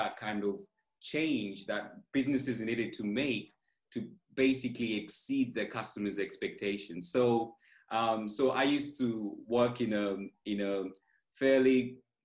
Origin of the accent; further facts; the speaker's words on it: Kenya; moved away as an adult; now in United Kingdom; I'm originally from Kenya.